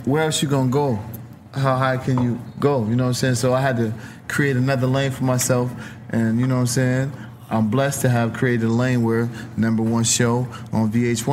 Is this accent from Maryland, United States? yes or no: no; Rochester, New York, United States; Rochester, my hometown